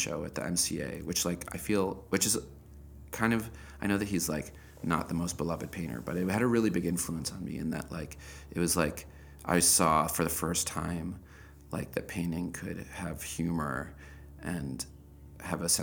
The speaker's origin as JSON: {"language": "English", "town": "Evanston", "region": "Illinois", "country": "United States", "tie": "born or raised there"}